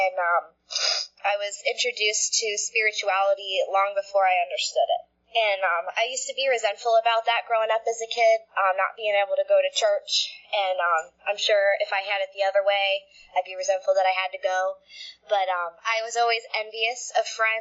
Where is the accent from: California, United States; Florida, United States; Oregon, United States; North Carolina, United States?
Florida, United States; also born or lived in Connecticut; we moved down to Florida when I was like 5 or 6